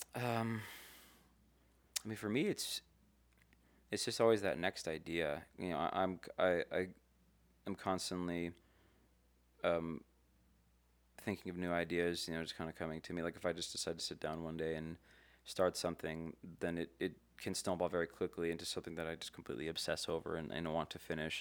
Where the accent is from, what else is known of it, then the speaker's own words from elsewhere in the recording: Las Vegas, Nevada, United States; also born or lived in California; I moved here when I was five, so I grew up here